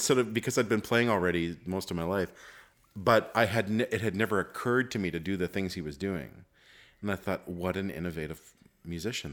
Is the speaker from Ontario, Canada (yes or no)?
no; Montreal, Quebec, Canada; growing up in Montreal